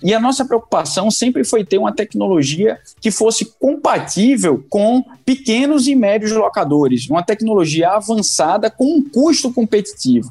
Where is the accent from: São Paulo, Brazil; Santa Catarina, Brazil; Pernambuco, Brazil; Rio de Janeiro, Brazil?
Pernambuco, Brazil; accent: Pernambucano; meu sotaque não, não, não me deixa negar que eu sou que eu sou pernambucano